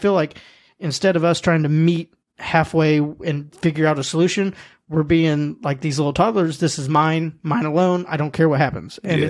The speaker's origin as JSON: {"language": "English", "country": "United States", "said": "as an American race"}